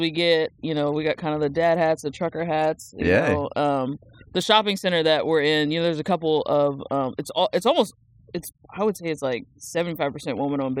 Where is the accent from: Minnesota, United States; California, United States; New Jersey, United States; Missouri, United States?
New Jersey, United States; Born and raised. Okay. Like, went there, like, born there, went to, like, all school there, even went to college there.